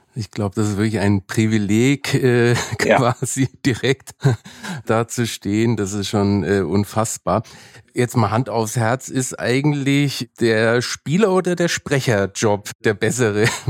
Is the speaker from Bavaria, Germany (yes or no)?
yes; Nuremberg, Bavaria, Germany; Ich bin zwar in Nürnberg aufgewachsen